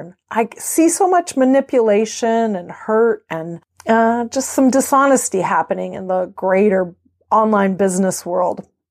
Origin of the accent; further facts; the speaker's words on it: California, United States; moved away as an adult; also born or lived in Belgium; now in Maryland, United States; I am native Californian